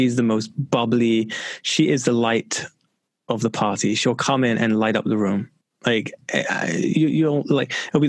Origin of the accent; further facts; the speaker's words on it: London, United Kingdom; I grew up in London